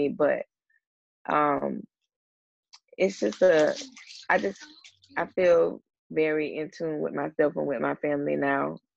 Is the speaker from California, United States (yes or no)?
yes; Ventura, California, United States; born there; I was born in Ventura, California.